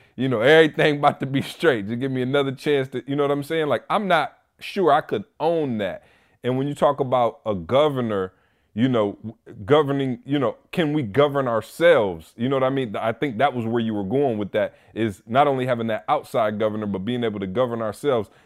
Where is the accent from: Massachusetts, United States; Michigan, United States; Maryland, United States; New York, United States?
Michigan, United States; Lansing; in Lansing, Michigan, my hometown